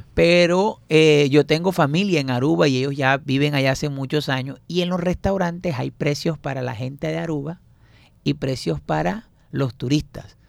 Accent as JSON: {"language": "Spanish", "town": "Barranquilla", "region": "Atlántico", "country": "Colombia", "said": "yo soy barranquillero ya"}